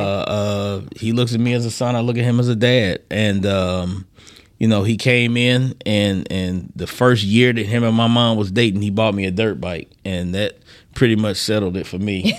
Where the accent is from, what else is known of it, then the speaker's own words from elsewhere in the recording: Decatur, Georgia, United States; also born or lived in Philadelphia, Pennsylvania; born in Philadelphia, raised in Decatur, Georgia